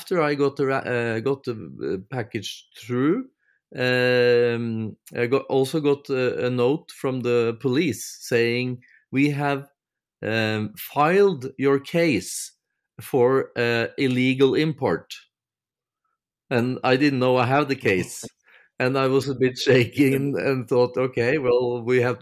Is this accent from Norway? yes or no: yes; Norway; from Norway